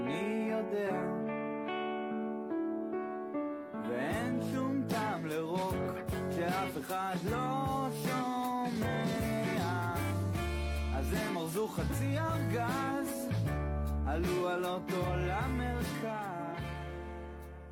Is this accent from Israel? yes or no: yes; Israel; first language Hebrew; English is a second language; I'm from Israel. My first language is Hebrew.